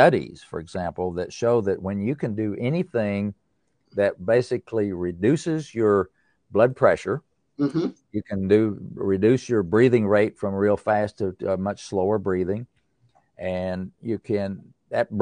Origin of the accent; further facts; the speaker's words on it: East Tennessee, United States; I'm from the East Tennessee, up in the mountains. I grew up in a valley